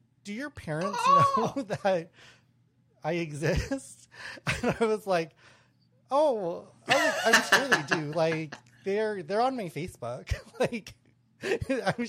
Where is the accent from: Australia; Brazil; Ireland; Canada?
Canada; Winnipeg, Manitoba; moved away; I'm from Winnipeg. My whole family's from Winnipeg.